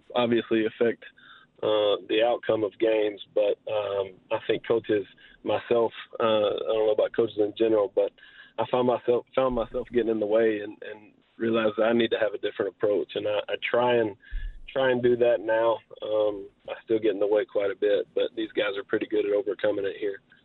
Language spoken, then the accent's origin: English; Southeast Texas, United States; I grew up in Southeast Texas. I went to Hardin Jefferson High School um, up through my junior year.